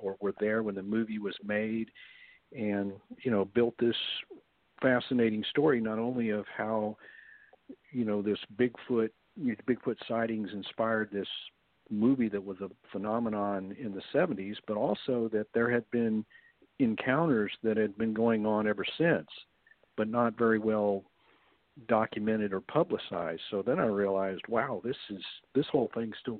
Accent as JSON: {"language": "English", "region": "Texas", "country": "United States", "tie": "born or raised there", "said": "where I grew up in Texas"}